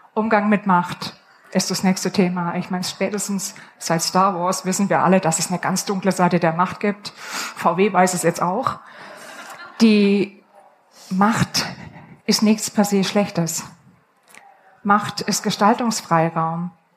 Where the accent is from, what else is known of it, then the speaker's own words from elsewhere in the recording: Upper Swabia, Baden-Württemberg, Germany; Ich komme aus dem Oberschwäbischen